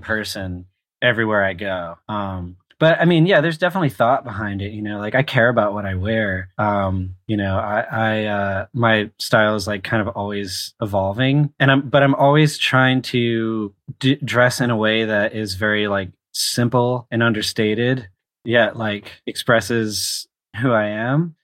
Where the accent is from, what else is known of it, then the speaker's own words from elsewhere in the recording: Charlotte, North Carolina, United States; I grew up in Charlotte, North Carolina